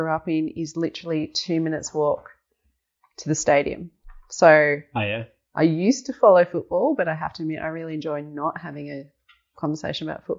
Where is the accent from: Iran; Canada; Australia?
Australia; Geelong, Victoria; also born or lived in Melbourne; G-Town girl, born and bred, right in McKillop Street, right in the city.